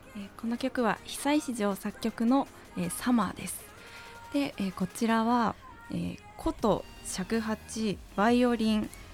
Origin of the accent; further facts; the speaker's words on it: Fukuoka, Japan; now in Tokyo, Japan; 福岡出身なんですけれども